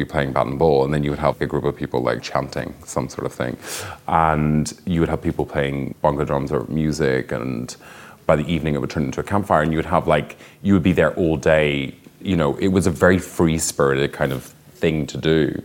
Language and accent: English; Northern Ireland, United Kingdom; I grew up in Northern Ireland